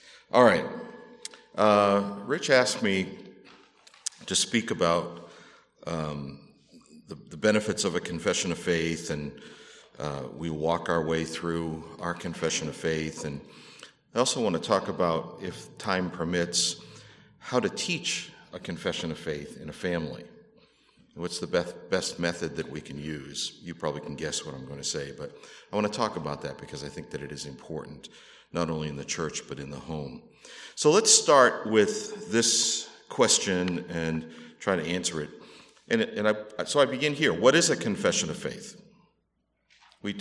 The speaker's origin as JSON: {"language": "English", "region": "Massachusetts", "country": "United States", "tie": "born or raised there", "moved": "as an adult", "lives_now": "California, United States", "said": "planted a church in my hometown in Massachusetts before we came to California"}